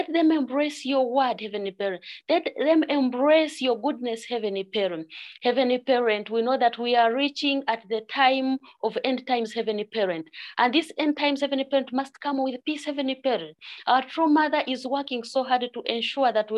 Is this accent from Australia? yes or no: no; Uganda; I'm from Uganda